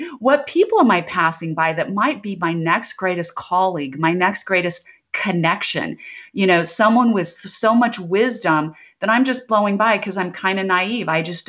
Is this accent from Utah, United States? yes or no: no; Idaho, United States; But I grew up in Idaho where we had a lot of potatoes, but no mangoes.